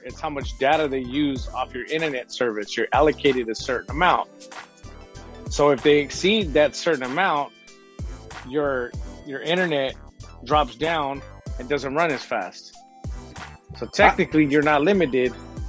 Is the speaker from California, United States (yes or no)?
yes; San Diego, California, United States; I'm from Dago.